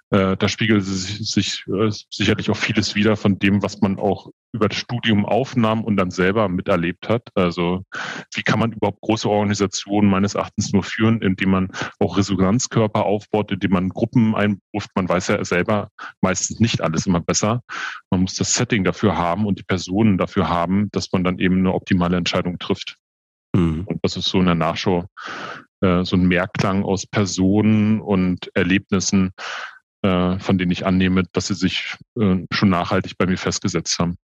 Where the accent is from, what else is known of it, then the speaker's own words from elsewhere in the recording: Berlin, Germany; Ich bin 44 Jahre alt, gebürtiger Berliner, habe äh, meine Ausbildung zum Bankkaufmann in Berlin gemacht